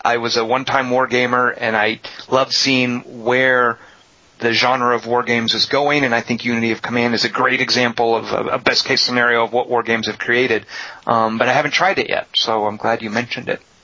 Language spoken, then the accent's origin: English; United States; I'm an American